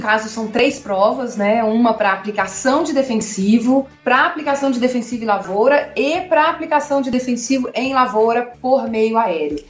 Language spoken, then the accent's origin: Portuguese; Contagem, Minas Gerais, Brazil; accent: mineiro; moved away as an adult; also born or lived in Belo Horizonte; now in United States; Eu nasci em Belo Horizonte, mas cresci em Contagem